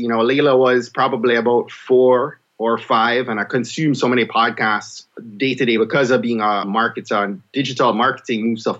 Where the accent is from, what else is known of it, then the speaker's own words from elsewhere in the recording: Jamaica; now in Maryland, United States; I'm a Jamaican